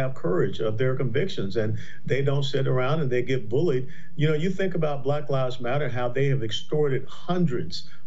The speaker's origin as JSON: {"language": "English", "town": "Atlanta", "region": "Georgia", "country": "United States", "tie": "born or raised there", "said": "I am born and raised in Atlanta, Georgia"}